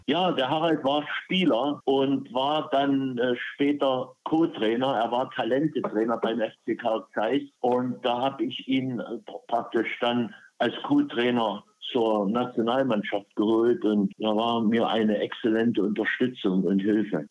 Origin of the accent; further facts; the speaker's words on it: Knaschwitz, Saxony, Germany; moved away as an adult; also born or lived in Leipzig; now in Portugal; Knaschwitz ist mein Geburtsort, auch meine Heimat. Das liegt fünf Kilometer entfernt von dieser herrlichen Stadt Bautzen. Dort bin ich geboren, zur Schule gegangen, groß geworden